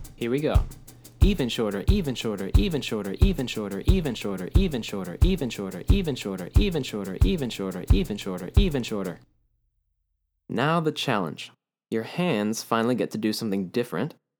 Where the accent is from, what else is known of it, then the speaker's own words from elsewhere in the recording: Puerto Rico; growing up in Puerto Rico